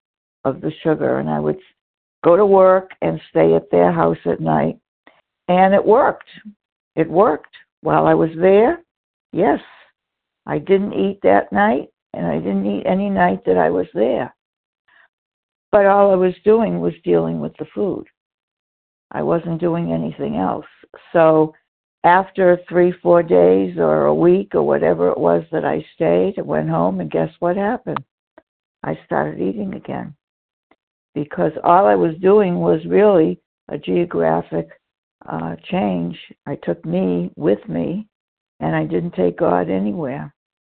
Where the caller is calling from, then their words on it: Florida, United States; I'm calling from Florida right now